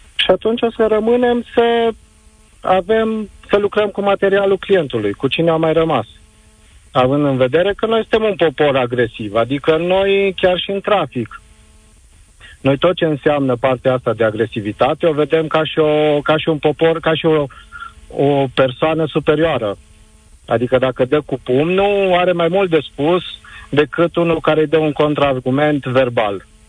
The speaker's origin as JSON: {"language": "Romanian", "town": "Arad", "region": "Arad County", "country": "Romania", "said": "vă sunt din Arad"}